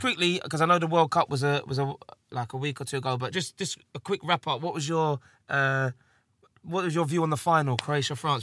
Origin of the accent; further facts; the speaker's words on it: England, United Kingdom; I am English